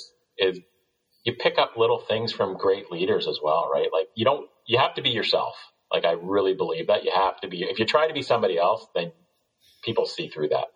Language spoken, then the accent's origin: English; Canada; also born or lived in Ontario / United States; I'm Canadian.